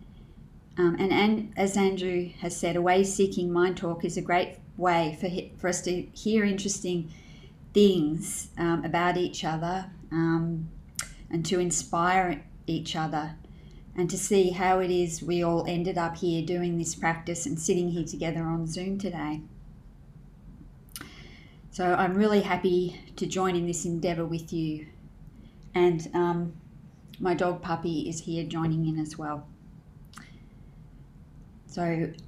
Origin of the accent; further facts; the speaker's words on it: Canberra, Australian Capital Territory, Australia; In my early life, I grew up in Canberra